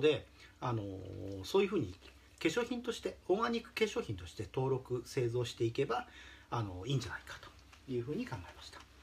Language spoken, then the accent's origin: Japanese; Shimizu, Shizuoka, Japan; moved away as an adult; also born or lived in Tokyo; 故郷の静岡県東部にある清水町に戻ってきまして